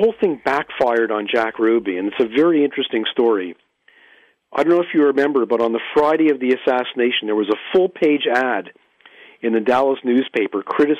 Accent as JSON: {"language": "English", "town": "Montreal", "region": "Quebec", "country": "Canada", "tie": "born or raised there", "moved": "yes", "lives_now": "Ottawa, Canada", "said": "my hometown, Montreal"}